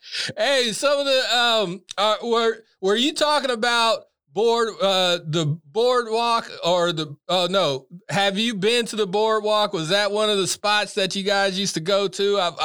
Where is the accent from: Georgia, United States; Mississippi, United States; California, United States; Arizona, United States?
California, United States; Orangevale; So, you know, growing up in Orangevale, shout out to Rafael Delgado.